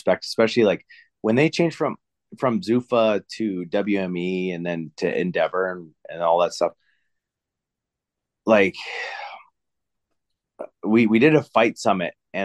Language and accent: English; Canada; I'm Canadian